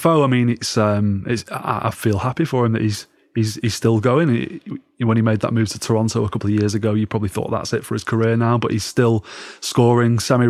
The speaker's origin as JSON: {"language": "English", "region": "the north of England", "country": "United Kingdom", "said": "I think the fact that I'm northern has something to do with it."}